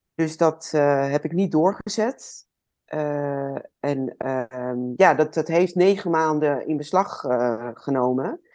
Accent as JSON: {"language": "Dutch", "town": "Amsterdam", "region": "North Holland", "country": "Netherlands", "tie": "born or raised there", "said": "Ik eh, ben opgegroeid in Amsterdam."}